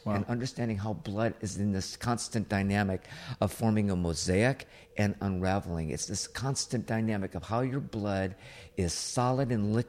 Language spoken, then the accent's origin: English; Riverside, California, United States; also born or lived in Chicago; I was raised in Riverside, born in Chicago, and family of jocks and druggies.